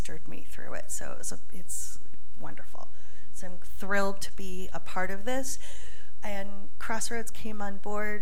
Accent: Fairfield, Connecticut, United States; also born or lived in Shelton, Connecticut / Philippines; I grew up here in Fairfield County

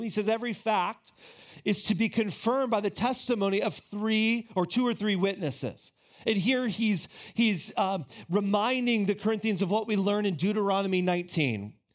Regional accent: United States

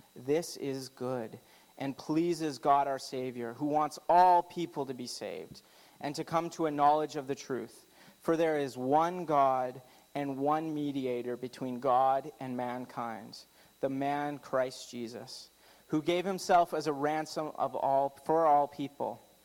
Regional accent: Canada; I'm very Canadian

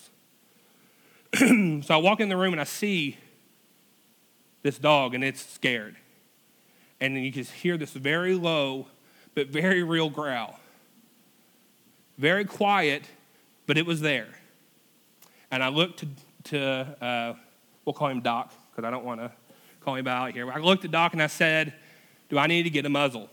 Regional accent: United States; we're classified as an American

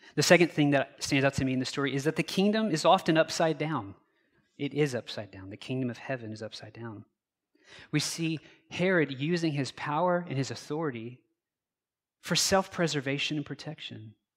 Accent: United States; I was born on Thursday morning, November third, nineteen eighty-three, at eight forty-nine A M, Wichita General Hospital

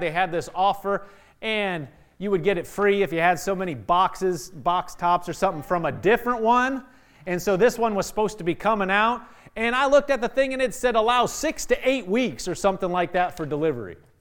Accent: Nebraska, United States; I'm from Nebraska

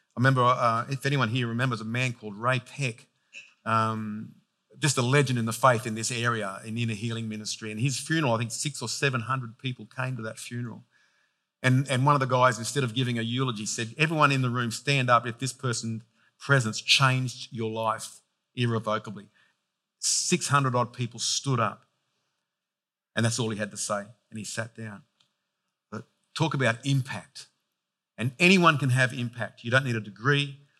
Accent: Penrith, New South Wales, Australia; I was born in Penrith, raised in Penrith

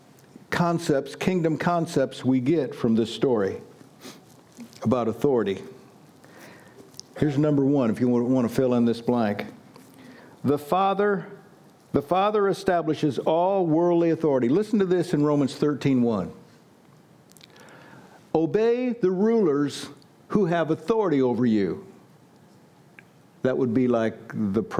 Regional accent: Butler, United States; I was born and raised in Butler. That's east of us

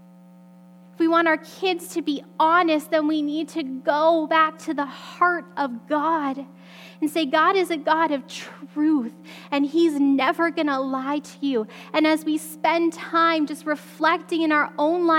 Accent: Alberta, Canada; I grew up in Alberta

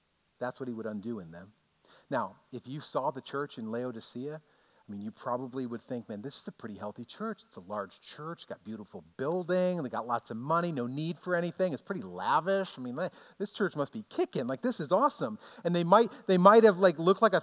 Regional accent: United States; as an American Christian

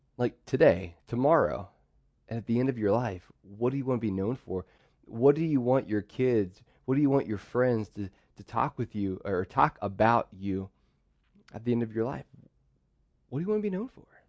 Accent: Pittsburgh, Pennsylvania, United States; So I grew up in Pittsburgh

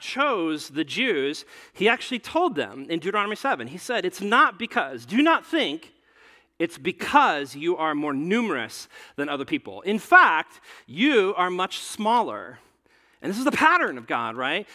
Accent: Nebraska, United States; I grew up in, in Nebraska

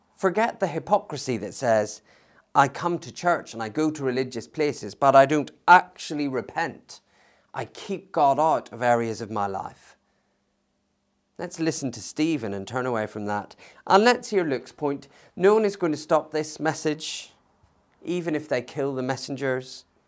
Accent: United Kingdom; we have as British citizens

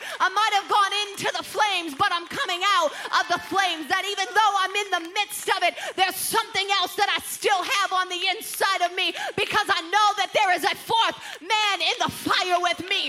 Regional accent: Midwest, United States; I grew up here in the Midwest. In fact, I grew up in the country Midwest

